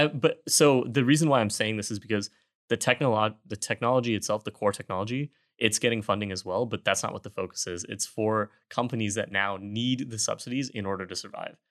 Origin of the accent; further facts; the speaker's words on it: Houston, Texas, United States; also born or lived in Austin; I am from Houston